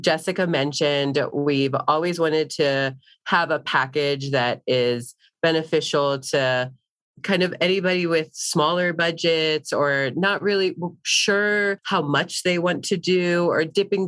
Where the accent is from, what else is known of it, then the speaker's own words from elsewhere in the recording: East Coast, United States; now in Denver, United States; I am from the East Coast